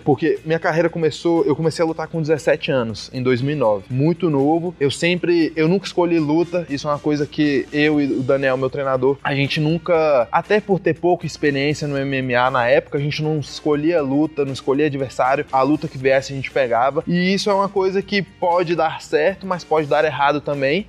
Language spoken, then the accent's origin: Portuguese; Brazil; first language Portuguese; also born or lived in United States; Quando eu mudei para o Brasil com seis anos, minha mãe tomou uma decisão de só conversar comigo em inglês.